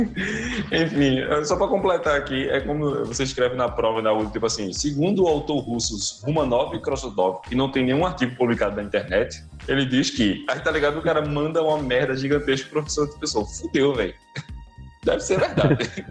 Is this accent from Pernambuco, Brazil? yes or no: yes; Pernambuco, Brazil; Eu sou pernambucano